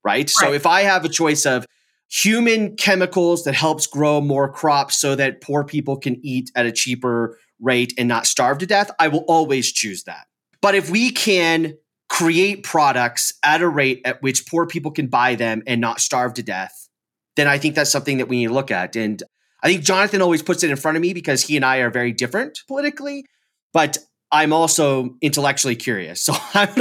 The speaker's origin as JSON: {"language": "English", "region": "California", "country": "United States", "tie": "born or raised there", "moved": "yes", "lives_now": "Colorado, United States", "said": "being in California, growing up in California, and then being in Colorado."}